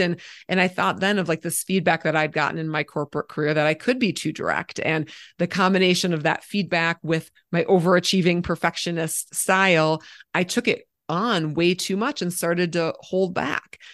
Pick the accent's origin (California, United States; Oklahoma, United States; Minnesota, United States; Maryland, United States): Minnesota, United States; moved away as an adult; now in Colorado, United States; I live in Colorado, but I'm from Minnesota